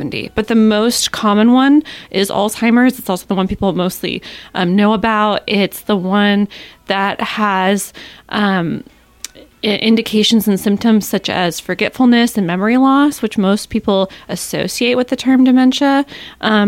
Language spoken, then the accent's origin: English; Ketchikan, Alaska, United States; I'm born and raised in Ketchikan